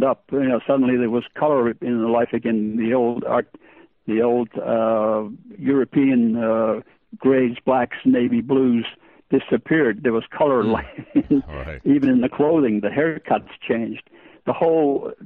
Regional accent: Australia; English is a second language; also born or lived in Estonia; being born in Estonia, being a DP or a displaced person, and after the war, immigrating to Australia, and then I grew up basically in Australia, learning the new English language

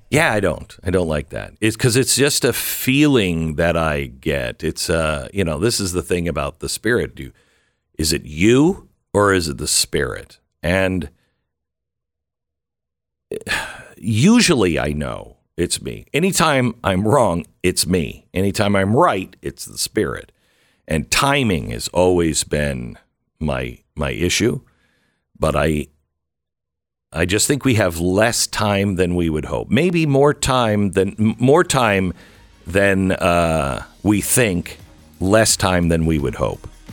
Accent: Mount Vernon, Washington, United States; moved away; also born or lived in Seattle; I, I grew up in Washington State. I grew up in Mount Vernon

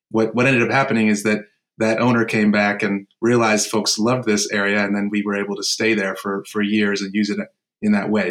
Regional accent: Cambridge, Massachusetts, United States; also born or lived in Boston / Mattapan / Dorchester / Watertown; I'm also from Boston. I grew up in Cambridge and lived in Mattapan and Dorchester and Watertown

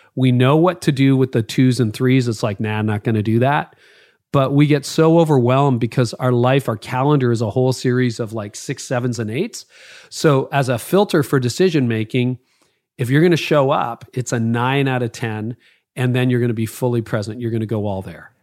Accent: Canada; being Canadian

